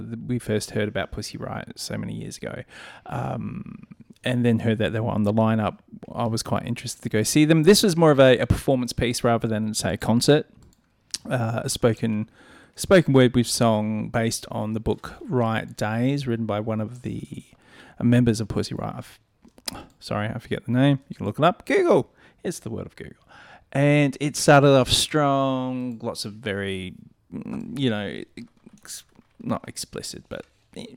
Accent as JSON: {"language": "English", "town": "Adelaide", "region": "South Australia", "country": "Australia", "said": "As an Adelaidean."}